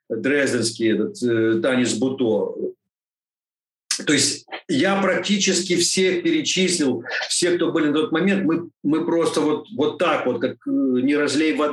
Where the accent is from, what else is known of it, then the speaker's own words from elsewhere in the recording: Odesa, Odesa Oblast, Ukraine; я вот как одессит, и вот такие, такие у нас э, связи. То есть это корни, очень-очень мощная.